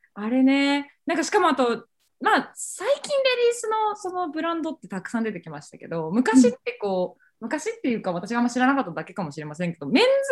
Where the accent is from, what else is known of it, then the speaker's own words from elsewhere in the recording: Fukuoka, Japan; moved away; 私も九州出身